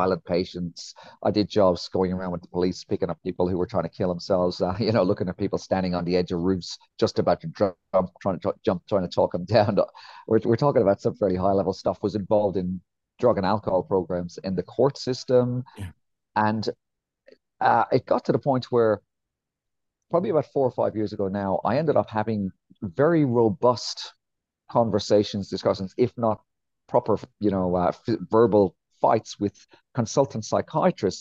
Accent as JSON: {"language": "English", "country": "Ireland", "also_born_or_lived": "England", "moved": "as an adult", "said": "I'm from a place called Ireland"}